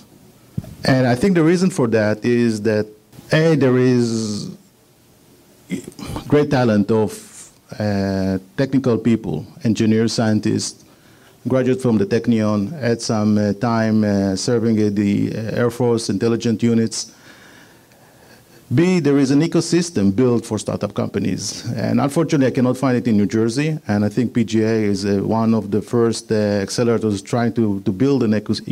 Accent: Israel; accent: Israeli; moved away as an adult; now in United States; I'm an Israeli. I'm here in the United States 11 years. So forgive my Israeli accent.

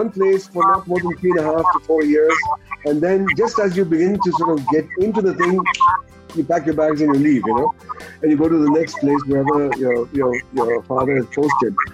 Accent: London, United Kingdom; born there; no, no, actually, I was born in London.

